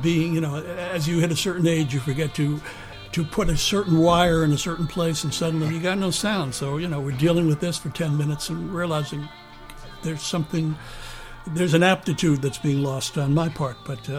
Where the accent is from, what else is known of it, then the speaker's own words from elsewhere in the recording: New York City, New York, United States; also born or lived in Bronx, New York; Bayside, Queens. I was born in the Bronx, but moved to Bayside at a very young age